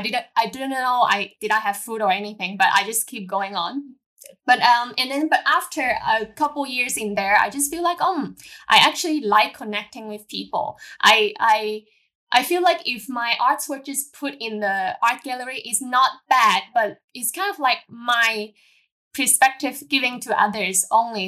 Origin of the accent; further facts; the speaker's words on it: Hong Kong; I born and raised in Hong Kong as a normal local girls.